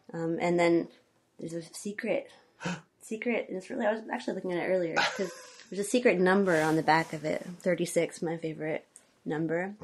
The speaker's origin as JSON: {"language": "English", "town": "Conway", "region": "Arkansas", "country": "United States", "tie": "born or raised there", "moved": "as an adult", "lives_now": "Olympia, United States", "said": "I grew up in Central Arkansas, Conway. It's half an hour north of Little Rock"}